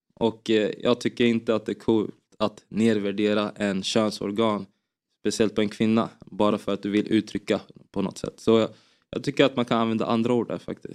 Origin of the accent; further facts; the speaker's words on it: Finspång, Östergötland, Sweden; Jag spelade i en uh, liten klubb i, FF, i, i Finspång där jag växte upp som hette FFK